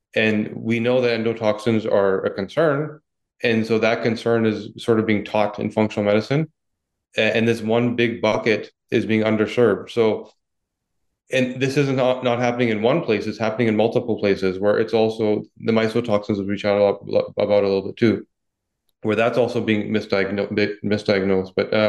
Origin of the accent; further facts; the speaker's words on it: Vancouver, British Columbia, Canada; accent: Vancouver accent; now in Toronto, Canada; Well, yeah, I grew up in Vancouver, moved to Toronto.